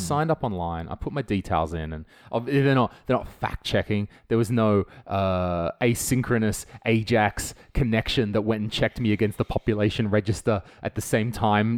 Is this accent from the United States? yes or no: no; Australia; moved away as an adult; now in Estonia; I'm from Australia